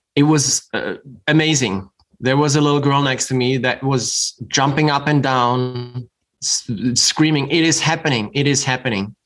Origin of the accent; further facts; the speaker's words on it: Germany; moved away as an adult; also born or lived in New York City; now in Utah, United States; I grew up in Germany